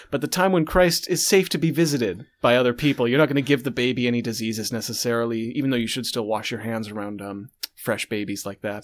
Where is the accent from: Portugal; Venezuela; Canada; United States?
Canada